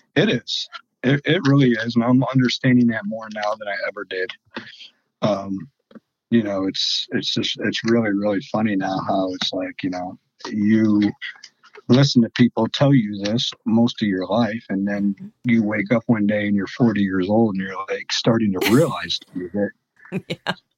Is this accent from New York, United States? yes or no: no; Sandusky, Ohio, United States; moved away as an adult; now in Fort Wayne, United States; I'm from Sandusky, Ohio. I'm an Ohio boy too